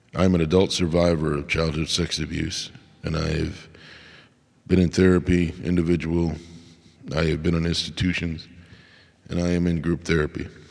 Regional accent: United States; I am an American

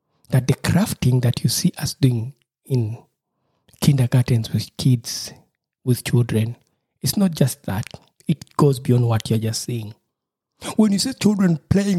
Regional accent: Uganda; moved away; from my home country in Uganda

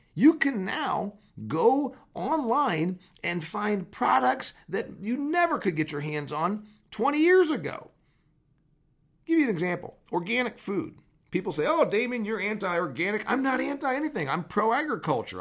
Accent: Huntington, Indiana, United States; my hometown of Huntington, Indiana.

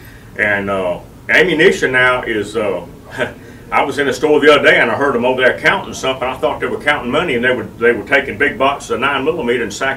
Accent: United States; I am an American

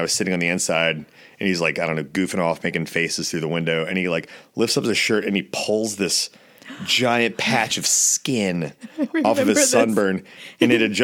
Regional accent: Richmond, United States; we're all from Richmond

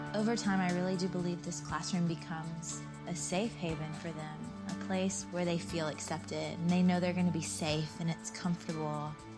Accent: Georgia, United States; born or raised there

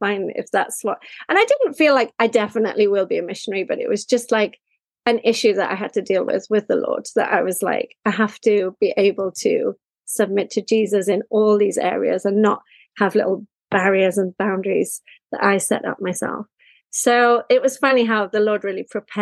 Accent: Wales, United Kingdom; moved away as an adult; also born or lived in Japan; I am from Wales, and I live in Wales at the moment

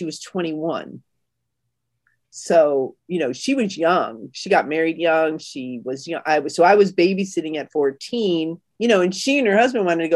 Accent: Chicago, Illinois, United States; I'm from Chicago, Illinois

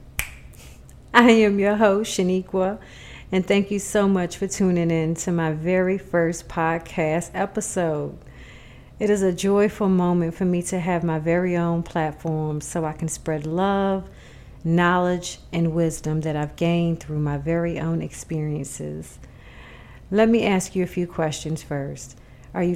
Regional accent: New York City, New York, United States; moved away; I am originally from Jamaica, Queens, New York.

